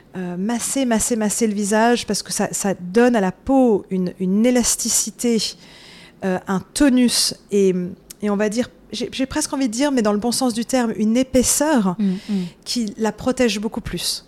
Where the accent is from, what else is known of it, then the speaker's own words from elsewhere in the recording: Paris, Île-de-France, France; moved away as an adult; now in New York, United States; je suis née euh, en France, j'ai grandi à Paris